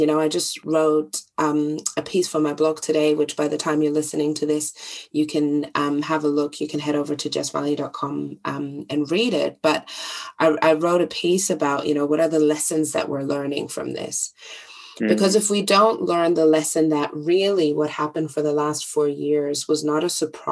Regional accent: Germany; growing up in Germany

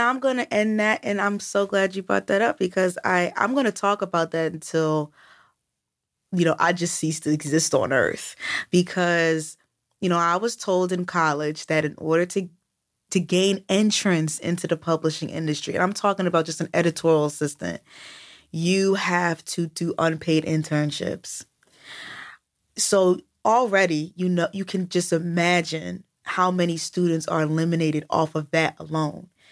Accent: United States; I'm American

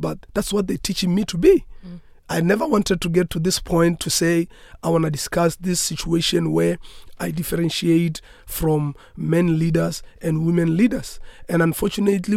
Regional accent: South Africa

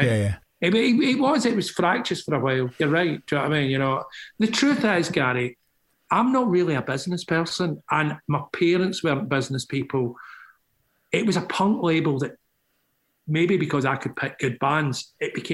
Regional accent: Scotland, United Kingdom; I'm Scottish.

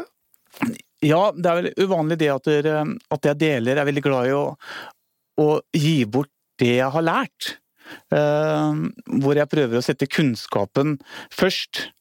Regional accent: Hvaler, Østfold, Norway; moved away; also born or lived in Hemsedal; jeg er født og oppvokst på Hvaler

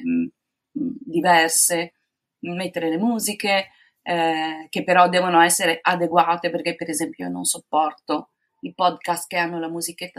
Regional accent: Padua, Veneto, Italy; sono di Padova

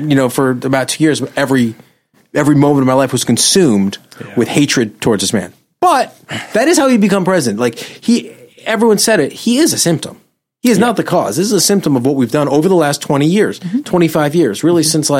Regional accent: New York, United States; I too am from New York.

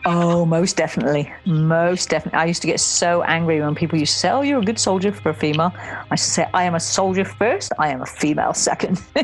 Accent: Somerset, South West England, United Kingdom; I grew up in Somerset

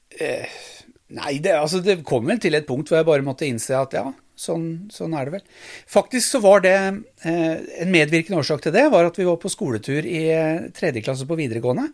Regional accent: Drammen, Buskerud, Norway; also born or lived in Arendal; Bodd i Drammen siden jeg var et halvt år gammel

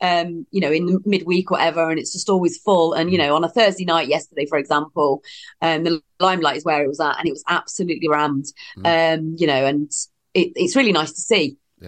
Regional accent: East Midlands, United Kingdom; East Midlands.

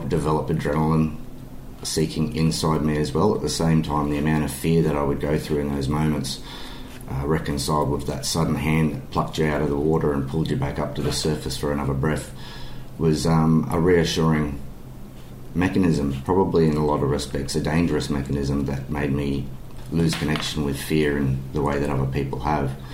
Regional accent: Sydney, New South Wales, Australia; also born or lived in Southern Highlands; now in Caloundra, Australia; I grew up in Sydney originally, which is on the east coast of Australia

